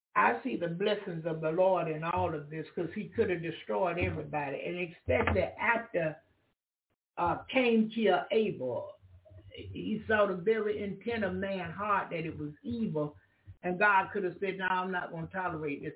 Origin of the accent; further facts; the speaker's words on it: the South, United States; I'm from the South